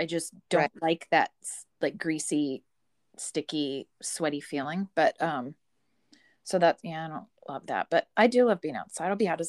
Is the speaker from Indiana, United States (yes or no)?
no; California, United States; I grew up in California